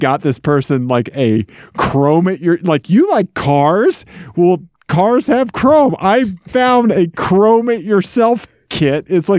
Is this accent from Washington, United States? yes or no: no; Missouri, United States; This is what happens in Missouri. Ian, this is my home state.